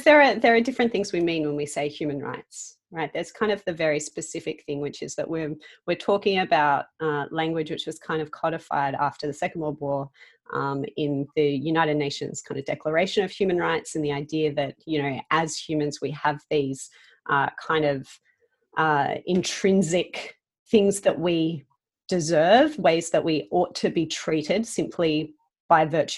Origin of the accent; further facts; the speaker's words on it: Sydney, New South Wales, Australia; I live in Sydney, which is my hometown.